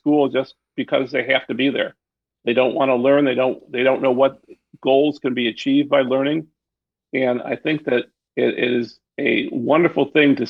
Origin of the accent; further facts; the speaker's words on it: Detroit, Michigan, United States; I'm from Detroit. I'm a Detroiter. I've stayed here. Went to public schools in Detroit